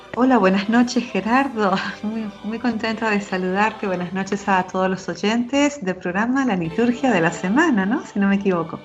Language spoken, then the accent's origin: Spanish; Argentina; also born or lived in Jerusalem; now in Spain; tanto en Argentina, de donde yo soy natural, como en España, donde vivo o, o ahora, ¿verdad? Aquí en Jerusalén, estudiando este tiempo